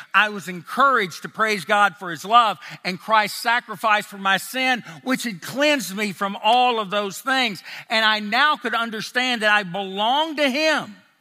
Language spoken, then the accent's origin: English; Nashville, Tennessee, United States; accent: a little bit Tennessee, and a little bit Texas; now in Texas, United States; I grew up in Nashville, Tennessee, but I've lived most of my life in Texas